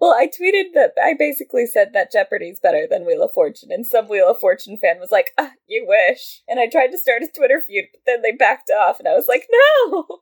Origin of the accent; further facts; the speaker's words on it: California, United States; also born or lived in Edinburgh; I'm from California